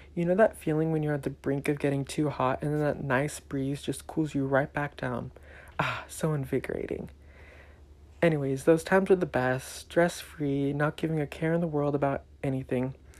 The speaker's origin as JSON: {"language": "English", "town": "Elk Grove", "region": "California", "country": "United States", "tie": "born or raised there", "also_born_or_lived": "Mountain View, California", "said": "I was born here in the Bay Area, specifically Mountain View, and I lived here for three years. I then moved to a small town south of Sacramento called Elk Grove. I lived there for another 10 years of my life"}